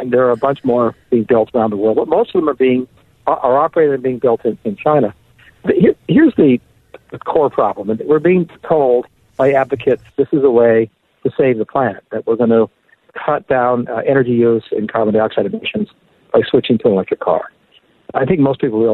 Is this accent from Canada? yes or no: yes; Canada; now in United States; My friends in Canada, I'm from Canada